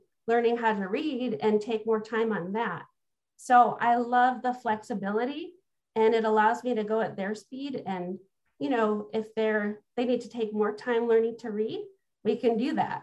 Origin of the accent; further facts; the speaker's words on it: Illinois, United States; I actually grew up in Illinois